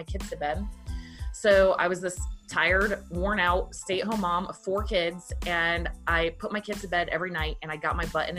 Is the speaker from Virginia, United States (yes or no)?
yes; Virginia, United States; I grew up in Virginia, very poor family